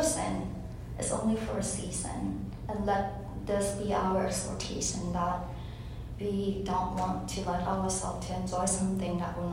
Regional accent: Thailand; moved away as an adult; also born or lived in Virginia, United States; now in United States; I'm from Thailand. Thailand is a Buddhist country. I grew up in a Buddhist home. And when I came to college in America

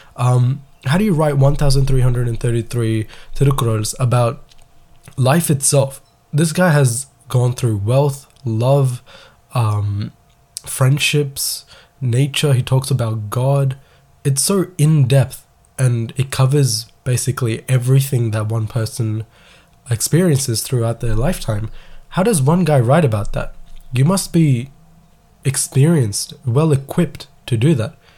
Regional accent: Melbourne, Victoria, Australia; I'm from Melbourne, Australia

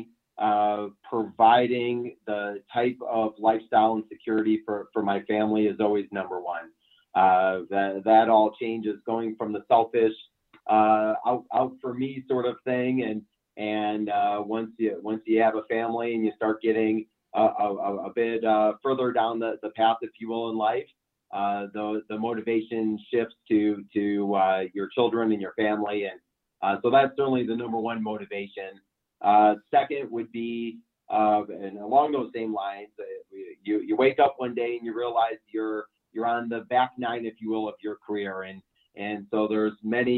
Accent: Chicago, Illinois, United States; moved away as an adult; now in Denver, United States; born and raised in the Chicago area, and moved out to Colorado back in January of 1999

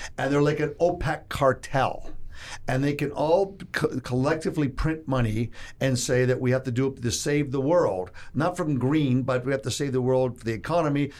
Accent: Toronto, Ontario, Canada; moved away as an adult; now in Texas, United States; I'm from Toronto. I'm a Texan, they say

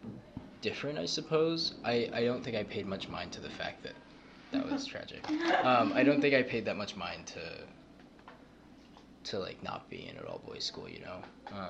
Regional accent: Cleveland, Ohio, United States; From Cleveland.

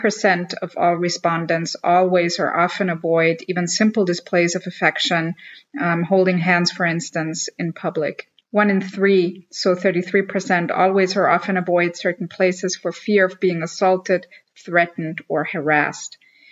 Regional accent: Vienna, Austria; Vienna, my hometown

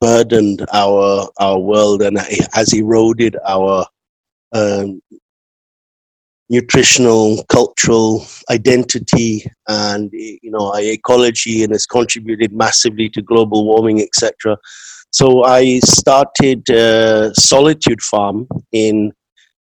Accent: England, United Kingdom; moved away as an adult; now in Auroville, India; I'm from England, and I've been living the last 27 years in the international township of Auroville

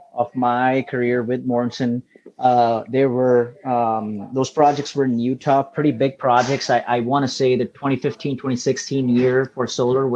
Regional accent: India; moved away as an adult; also born or lived in Michigan, United States; now in United States; I'm actually originally from India. Came to the States in 2013 for my graduate degree

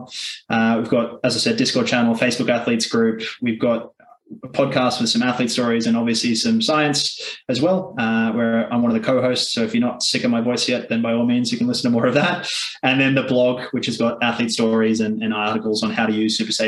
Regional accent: Australia; growing up in Australia

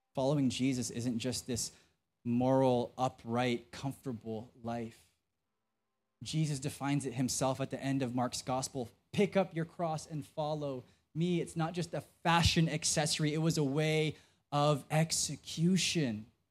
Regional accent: Philippines; I'm Filipino

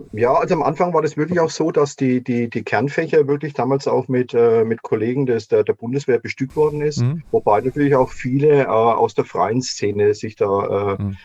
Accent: near Würzburg, Bavaria, Germany; ich bin ja aufgewachsen letztendlich in der Nähe von Würzburg in Pfalzöchheim

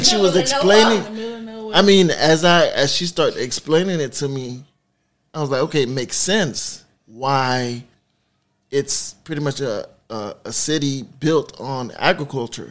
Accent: Miami, Florida, United States; I'm from the city, born and raised in Miami

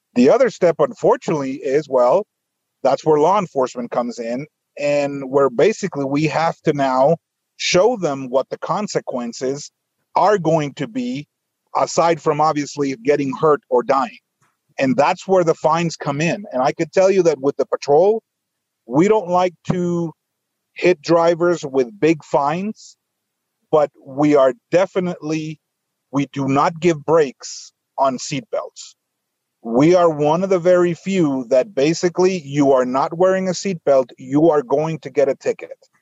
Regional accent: Guatemala; moved away as an adult; now in United States; I was born in Guatemala

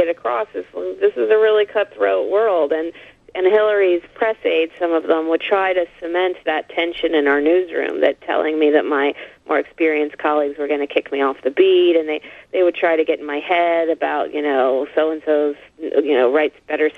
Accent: Texas, United States; moved away as an adult; now in New York, United States; growing up in the South

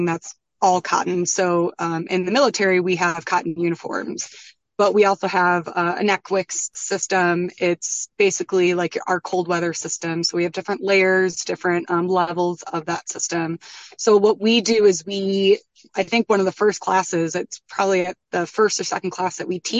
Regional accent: Midwest, United States; moved away as an adult; also born or lived in Colorado; now in Vermont, United States; I grew up in the Midwest and I also taught snowboarding in Colorado.

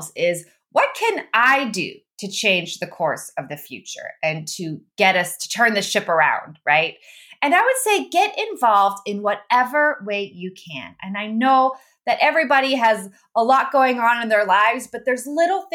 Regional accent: Netherlands; moved away; also born or lived in Austria; I'm from the Netherlands, and I was raised in the Netherlands and in Austria

